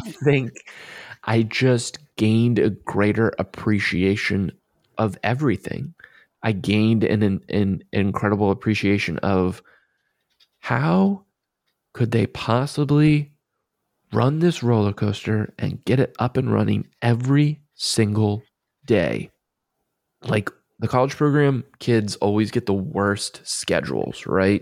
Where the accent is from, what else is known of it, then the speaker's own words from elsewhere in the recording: Maryland, United States; I'm from Maryland